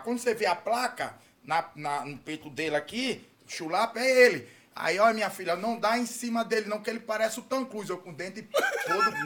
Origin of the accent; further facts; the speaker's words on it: Atalaia, Alagoas, Brazil; moved away; Quando eu, eu saí de Atalaia, Atalaia não tinha condição de, de, não. de cuidado, não tinha dinheiro para tratar os dentes